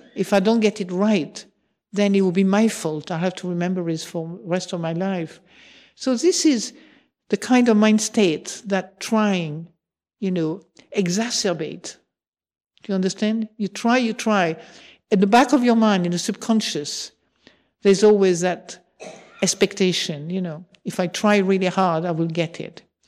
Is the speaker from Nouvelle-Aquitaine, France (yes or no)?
no; Marseille, Provence-Alpes-Côte d'Azur, France; moved away; also born or lived in England; I come from Marseille, where we were fa-, famous from exaggerating